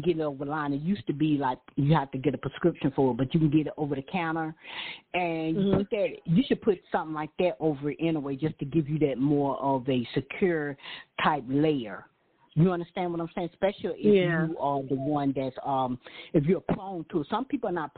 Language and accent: English; Deep South, United States; when we're growing up in the Deep South